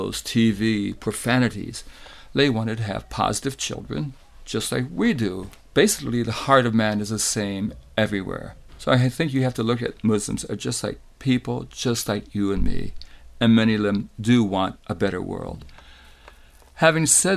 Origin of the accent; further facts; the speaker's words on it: United States; moved away as an adult; also born or lived in Indonesia / Greece; the Catholic neighborhoods I grew up in the States